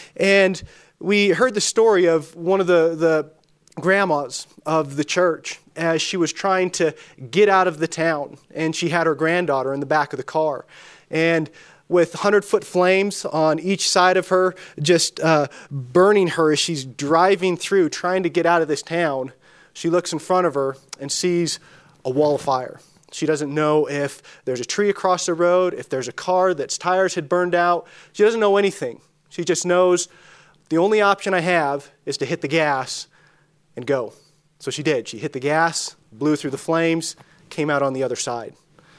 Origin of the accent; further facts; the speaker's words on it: California, United States; As Danny mentioned, Danny mentioned I'm from Northern California. I always like to clarify Northern California. It's a very different part of the state. But I grew up in a small town that was even smaller than Dillon, 3,000 people, 100 miles from a three-color stoplight.